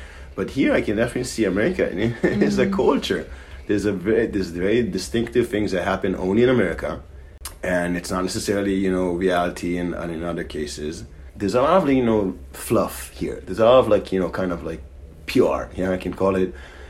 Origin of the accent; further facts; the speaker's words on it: Israel; accent: Israeli; moved away; My parents are American, and they made Aliyah around 40 years ago. So I was born in Israel, but my parents are still very much American.